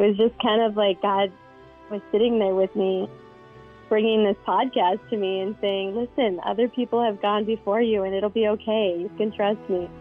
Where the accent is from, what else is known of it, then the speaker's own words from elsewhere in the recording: Canada; I grew up in Canada, right? So we're, like, wearing coats all the time